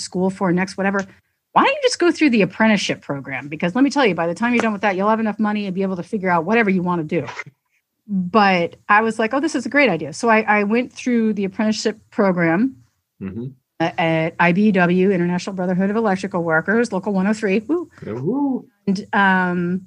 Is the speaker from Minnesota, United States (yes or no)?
no; Santa Cruz, California, United States; moved away as an adult; now in Massachusetts, United States; I grew up in Santa Cruz, California